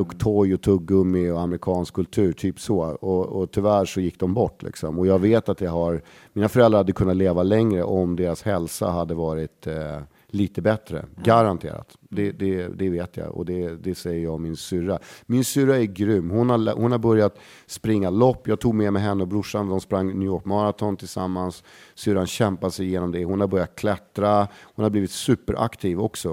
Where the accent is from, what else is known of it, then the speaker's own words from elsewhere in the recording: Stockholm, Stockholm County, Sweden; Lisas Café på Södermalm, där jag är liksom uppväxt